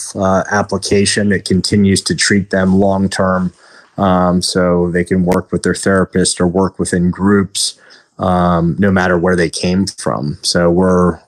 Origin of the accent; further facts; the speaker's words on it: Washington, District of Columbia, United States; moved away; I'm originally from Washington, D.C.